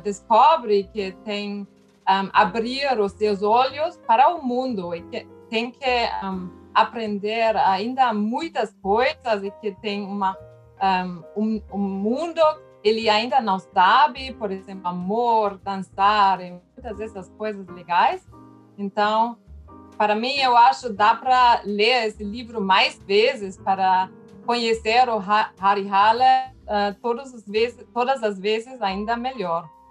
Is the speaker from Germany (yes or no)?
yes; Germany; Portuguese is a second language; Eu, como alemã